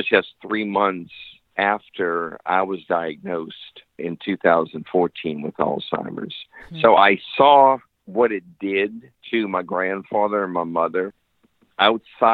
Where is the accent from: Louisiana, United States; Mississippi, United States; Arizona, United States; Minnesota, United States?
Louisiana, United States; New Orleans; moved away as an adult; now in Pensacola, United States; I actually grew up in New Orleans.